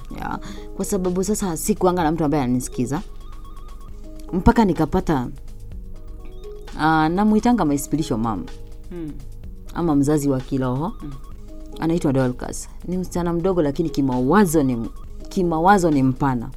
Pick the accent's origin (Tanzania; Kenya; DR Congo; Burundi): Kenya; Chuka, Tharaka-Nithi County; nimelelewa pale Chuka